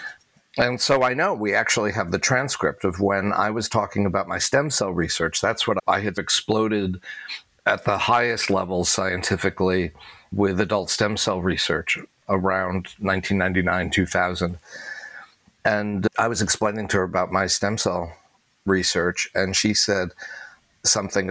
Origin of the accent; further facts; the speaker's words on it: New England, United States; now in New York, United States; a middle-class, non-Orthodox Jewish, let alone gay kid growing up in New England